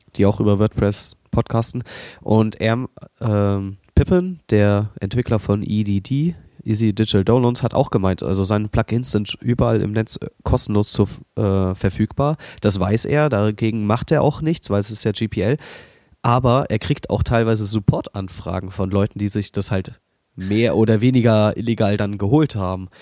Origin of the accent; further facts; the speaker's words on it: Berlin, Germany; ich bin Berliner